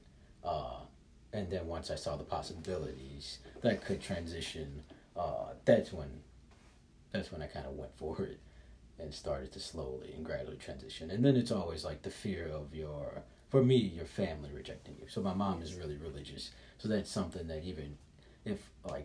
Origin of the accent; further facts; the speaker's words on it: Chicago, Illinois, United States; moved away; also born or lived in San Francisco / Philadelphia; I'm from Chicago, I lived in San Francisco